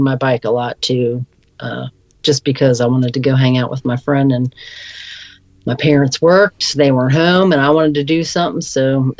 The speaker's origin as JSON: {"language": "English", "town": "Scotland", "region": "Maryland", "country": "United States", "tie": "born or raised there", "said": "I grew up down in Scotland, Maryland on Rodeo Beach, which was on the Chesapeake Bay. I think I was in fifth grade when we moved down there"}